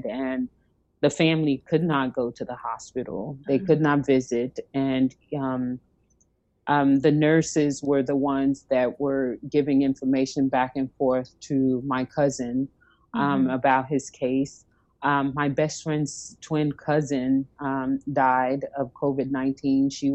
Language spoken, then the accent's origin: English; East Coast, United States; moved away; I'm from the East Coast, so I have lots of family in New Jersey and in the New York area